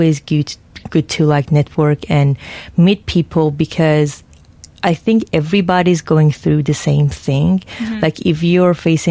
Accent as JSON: {"language": "English", "town": "Houston", "region": "Texas", "country": "United States", "tie": "born or raised there", "moved": "yes", "said": "my hometown"}